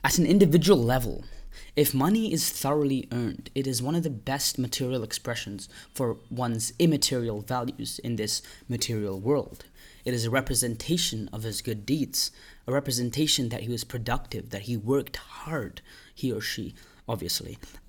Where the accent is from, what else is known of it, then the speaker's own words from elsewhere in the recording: India; English is a second language; I'm Indian, and although I am Indian, I've lived most of my life outside of India, but I currently do live in India.